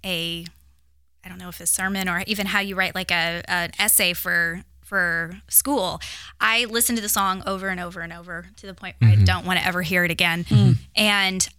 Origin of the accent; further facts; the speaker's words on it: Muncie, Indiana, United States; moved away as an adult; I'm originally from Muncie